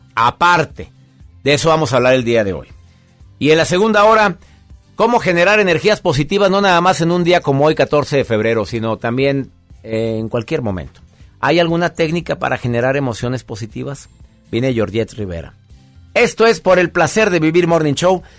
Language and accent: Spanish; Monterrey, Nuevo León, Mexico; mi querido Monterrey, mi tierra, mi gente